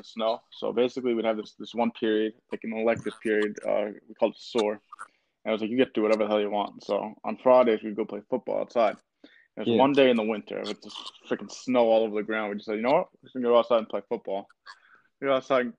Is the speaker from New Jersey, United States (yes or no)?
yes; Wayne, New Jersey, United States; I grew up in Wayne, New Jersey